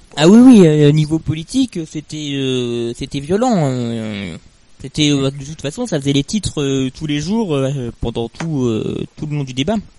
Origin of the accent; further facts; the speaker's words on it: Bourgogne-Franche-Comté, France; chez nous en Franche-Comté, elle est réputée pour être calcaire